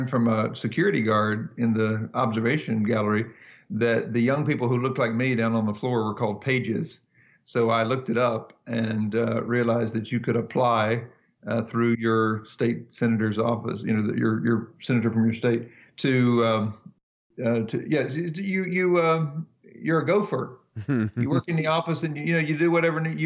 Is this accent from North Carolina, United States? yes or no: yes; North Carolina, United States; I was raised in the Southern Baptist Church in North Carolina in the 1980s